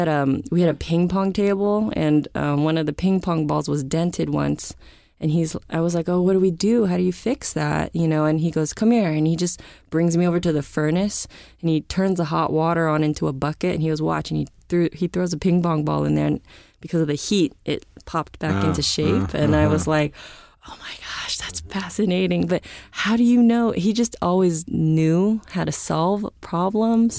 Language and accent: English; San Francisco, California, United States; I grew up in San Francisco